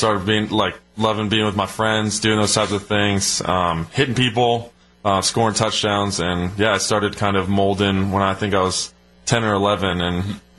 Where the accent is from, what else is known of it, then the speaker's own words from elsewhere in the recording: Arizona, United States; Oh, it was crazy. My parents met when I think my dad played Pop Warner with my mom, was a cheerleader for him.